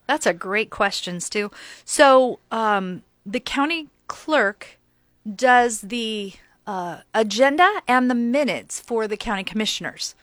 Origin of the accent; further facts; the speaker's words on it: Lincoln, Nebraska, United States; we grew up in Lincoln